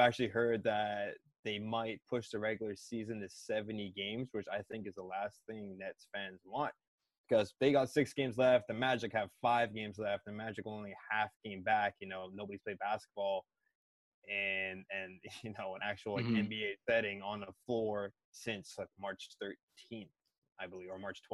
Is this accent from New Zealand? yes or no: no; Canada; as a Canadian basketball fan in Jurassic Park